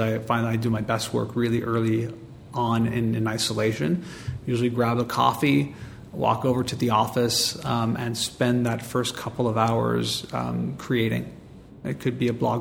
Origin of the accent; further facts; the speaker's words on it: Montreal, Quebec, Canada; I'm born and raised in Montreal